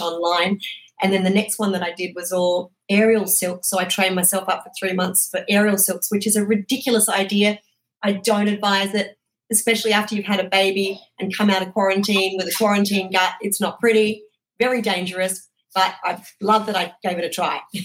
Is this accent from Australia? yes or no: yes; Australia; moved away; I'm obviously originally from Australia